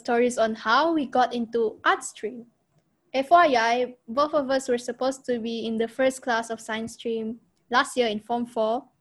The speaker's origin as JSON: {"language": "English", "town": "Kuching", "region": "Sarawak", "country": "Malaysia", "tie": "born or raised there", "moved": "yes", "said": "Kuching is my hometown"}